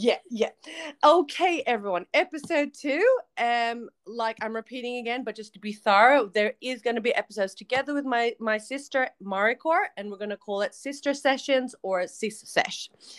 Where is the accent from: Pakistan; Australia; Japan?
Australia; accent: American; also born or lived in Philippines; Just for all our listeners, we grew up in Australia. We're both born in the Philippines, but the fact that we were born in the Philippines gave us a weird American accent. We moved to Australia in the early 90s, and that accent has not really left us.